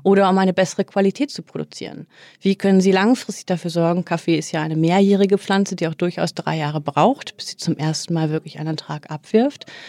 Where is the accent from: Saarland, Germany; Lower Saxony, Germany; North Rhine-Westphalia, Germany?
Lower Saxony, Germany; Oldenburg; now in Hamburg, Germany; ich bin tatsächlich im beschaulichen Oldenburg groß geworden.